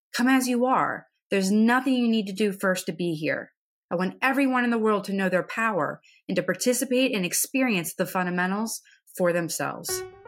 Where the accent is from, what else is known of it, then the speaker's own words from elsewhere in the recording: central Pennsylvania, United States; To be from central Pennsylvania